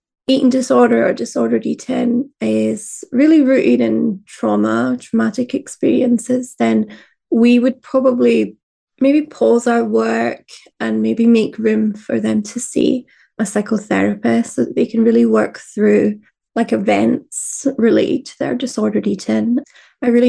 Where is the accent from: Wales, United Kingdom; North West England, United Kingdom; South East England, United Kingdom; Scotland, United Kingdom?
Scotland, United Kingdom; Fife; I grew up in Fife in Scotland, which is a lot more of like fried foods